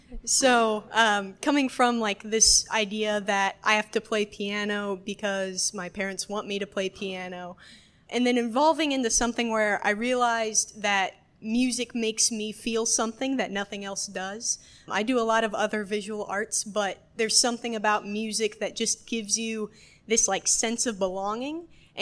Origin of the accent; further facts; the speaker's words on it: Westfield, Indiana, United States; I'm from Westfield.